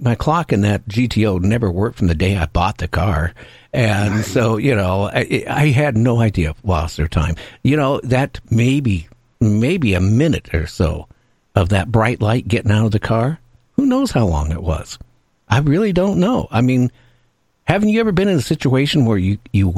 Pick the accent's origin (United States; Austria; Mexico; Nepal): United States; Seattle, Washington; I grew up in Seattle area. That's where my home, you know, always has been